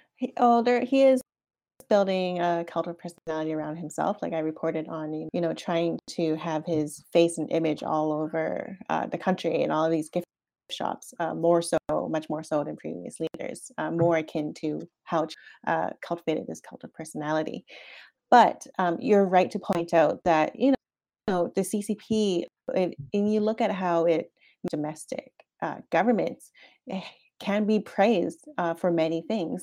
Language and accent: English; Canada; moved away; as a Canadian